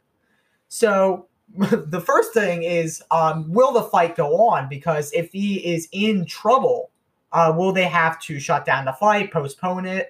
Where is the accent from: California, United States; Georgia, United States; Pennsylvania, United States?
Pennsylvania, United States; Philadelphia; I'm from Philadelphia